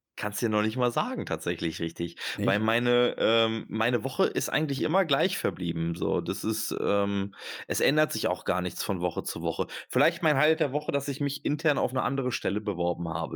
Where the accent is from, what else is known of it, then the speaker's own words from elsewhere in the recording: Germany; first language German; Ich bin ähm, halber Österreicher, halber Türke und geboren in Deutschland und ähm, beherrsche eigentlich nur die deutsche Sprache.